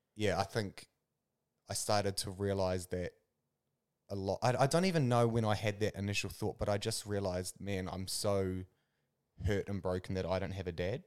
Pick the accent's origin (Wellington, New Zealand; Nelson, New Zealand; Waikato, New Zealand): Wellington, New Zealand; Kapiti Coast; born and bred in the Kapiti Coast.